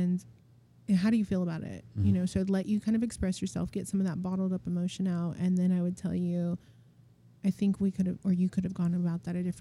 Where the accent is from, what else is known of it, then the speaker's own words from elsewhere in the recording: United States; my mom's Mexican, my dad's Iranian. And then I'm American, you know, so I am going to school with Americans